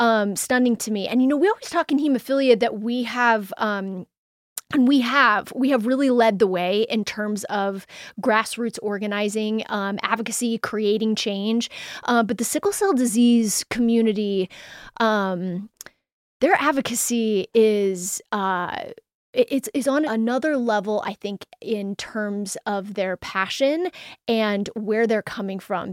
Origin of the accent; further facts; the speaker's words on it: Denver, Colorado, United States; I am from Denver